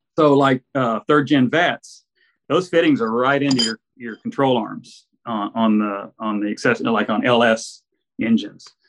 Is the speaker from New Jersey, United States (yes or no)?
no; Arlington, Texas, United States; moved away as an adult; now in San Antonio, United States; I grew up in Arlington, Texas, and I was always a gearhead up there